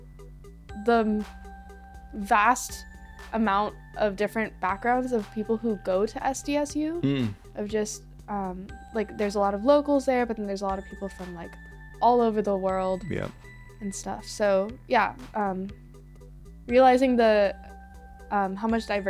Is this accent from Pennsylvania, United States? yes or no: no; Fremont, California, United States; growing up in Fremont and going to Washington High School